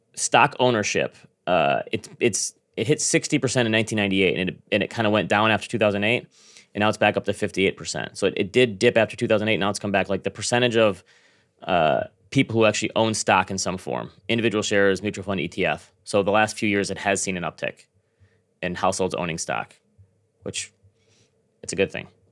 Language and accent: English; Grand Rapids, Michigan, United States; born or raised there